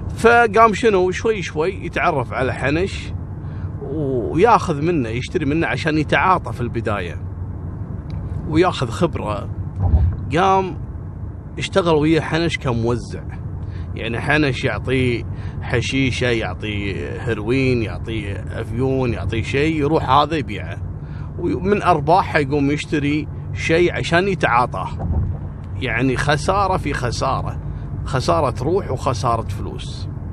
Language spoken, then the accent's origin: Arabic; Kuwait; عندنا في الكويت